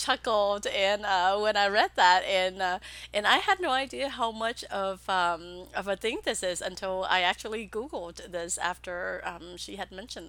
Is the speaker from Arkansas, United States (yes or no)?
no; Texas, United States; also born or lived in Vietnam / Pennsylvania; now in Austin, United States; I'm originally from Vietnam. Okay. And so yeah, but I grew up in Texas.